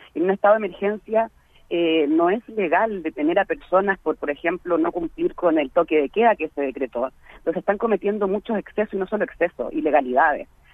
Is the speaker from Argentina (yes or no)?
no; Chile; moved away as an adult; now in Berkeley, United States; aquí como chilenos en la diáspora, especialmente en Berkeley, hay una comunidad muy importante de chilenos exiliados, como también chilenos que llegamos a estudiar o a trabajar